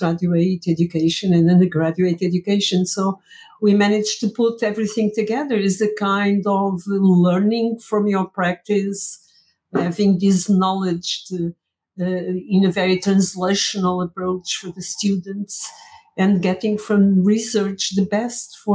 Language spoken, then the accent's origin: English; Angola; moved away as an adult; also born or lived in Porto, Portugal; now in Portugal; I was born in Angola.